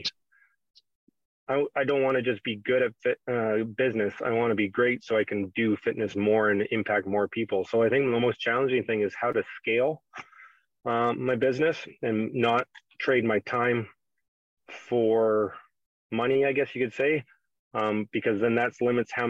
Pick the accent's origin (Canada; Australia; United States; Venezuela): Canada; my background being a Canadian kid was hockey